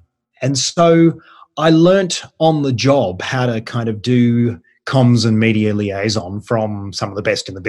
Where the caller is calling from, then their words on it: Canberra, Australian Capital Territory, Australia; I'm joining you from Canberra